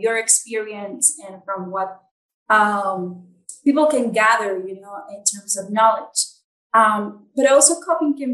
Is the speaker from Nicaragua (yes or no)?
yes; Nicaragua; I'm from Nicaragua.